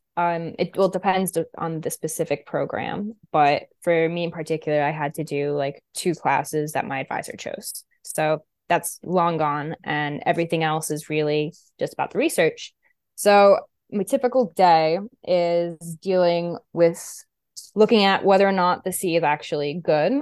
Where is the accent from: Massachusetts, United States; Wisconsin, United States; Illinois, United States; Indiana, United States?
Massachusetts, United States; Westport; I grew up in Westport, so, like, in Massachusetts